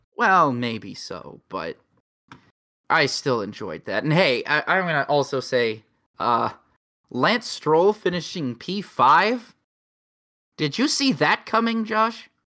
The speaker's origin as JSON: {"language": "English", "country": "United States", "said": "I'm an American"}